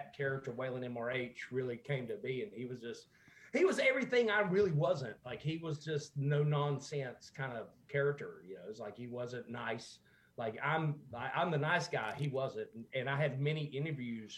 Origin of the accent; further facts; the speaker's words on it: Pittsboro, North Carolina, United States; accent: sweet southern accent; moved away as an adult; also born or lived in Ohio; I grew up in North Carolina. That's where the sweet southern accent came from